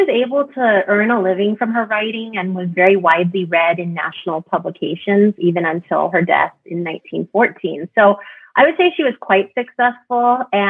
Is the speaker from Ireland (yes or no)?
yes; Ireland; also born or lived in England; from growing up in Ireland and living in England, that got passed down to my sister and I.